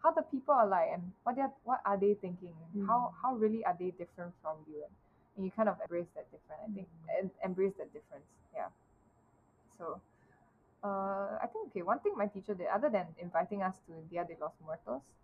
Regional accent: Singapore; as a Singaporean

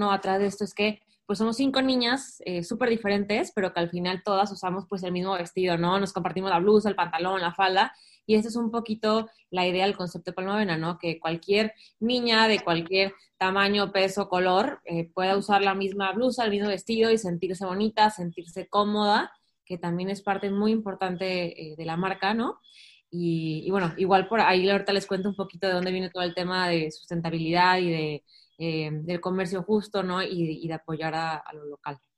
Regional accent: Mexico

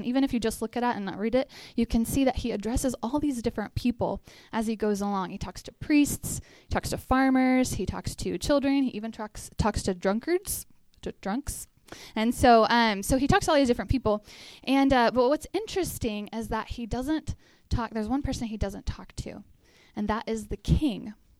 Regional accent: Texas, United States; We're both from Texas. We moved up here in 2014 to help start the Chi Alpha here

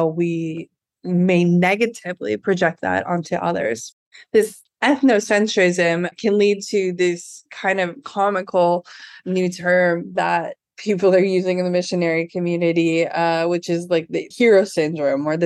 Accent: Midwest, United States; moved away as an adult; also born or lived in California / Port-au-Prince, Haiti; I'm from the Midwest

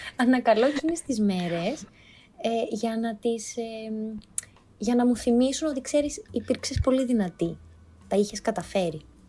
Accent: Thessaloniki, Central Macedonia, Greece; moved away as an adult; also born or lived in Athens; μεγάλωσα στη Θεσσαλονίκη, σπούδασα στη Θεσσαλονίκη, έμενα με του γονεί μου όσο σπούδαζα.

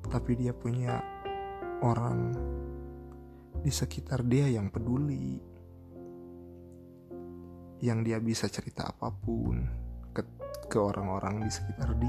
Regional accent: Cianjur, West Java, Indonesia; now in Bandung, Indonesia; oh iya saya aslinya Cianjur gitu ya anak rantau lah di Bandung

